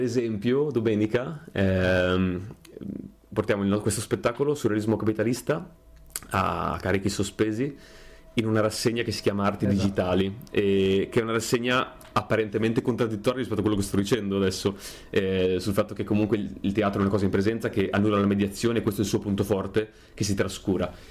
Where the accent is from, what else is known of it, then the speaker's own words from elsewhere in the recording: Mirandola, Emilia-Romagna, Italy; now in Bologna, Italy; sono di Mirandola, provincia di Modena